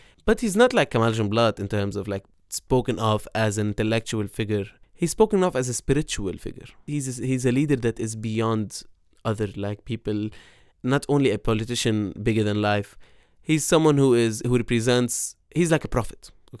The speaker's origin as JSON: {"language": "English", "town": "Beirut", "region": "Beirut Governorate", "country": "Lebanon", "tie": "born or raised there", "said": "the part of Beirut that I grew up in West Beirut"}